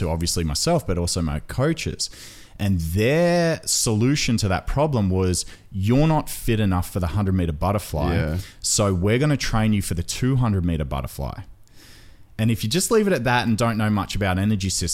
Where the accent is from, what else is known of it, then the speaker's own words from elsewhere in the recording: Australia; I was born and raised here in Australia. My father's Maltese